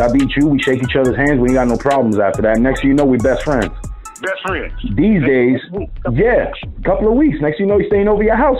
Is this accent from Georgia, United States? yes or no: no; New York City, New York, United States; I say, American. I was born in Harlem.